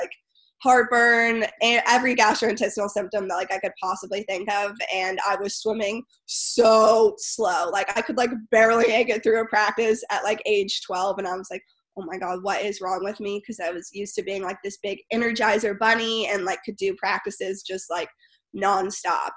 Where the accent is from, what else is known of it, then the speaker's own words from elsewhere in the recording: Winston-Salem, North Carolina, United States; moved away as an adult; also born or lived in Charlotte, North Carolina; now in San Diego, United States; I grew up in Winston Salem, um, North Carolina, and then I moved to Charlotte, North Carolina, when I was 14